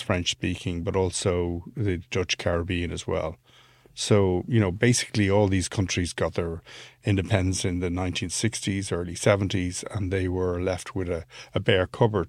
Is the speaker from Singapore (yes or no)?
no; Ireland; this is not an anti-British thing, being an Irish guy.